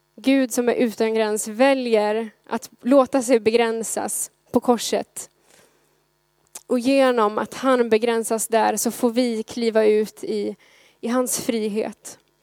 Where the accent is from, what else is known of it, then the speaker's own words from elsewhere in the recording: Gothenburg, Västra Götaland, Sweden; som göteborgare